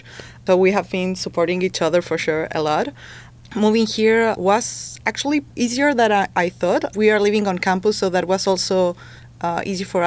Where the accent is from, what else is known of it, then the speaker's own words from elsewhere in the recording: Chile; moved away as an adult; now in United States; I'm a first-year MBA student here at Scheller, and I'm from Chile.